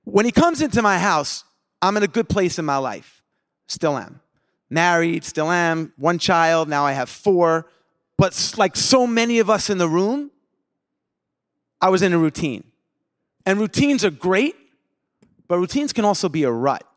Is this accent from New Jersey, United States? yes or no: no; Long Island, New York, United States; growing up in Long Island